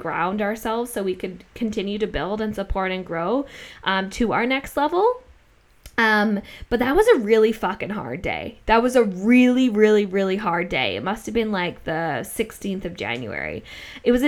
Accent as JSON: {"language": "English", "country": "Australia", "said": "Like we're Australian, but I feel more connection to Australia"}